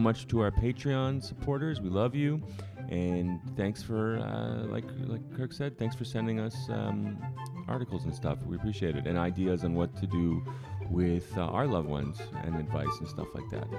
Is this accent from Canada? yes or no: yes; Canada; now in United States; I'm from Canada